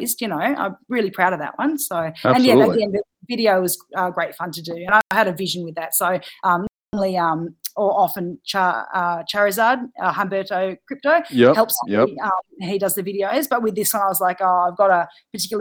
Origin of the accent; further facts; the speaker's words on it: Australia; I'm Australian